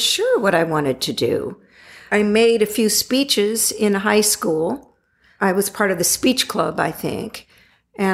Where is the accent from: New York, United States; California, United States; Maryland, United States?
California, United States; Santa Ana; also born or lived in Hollywood, California; I was born in Hollywood, raised in Santa Ana, California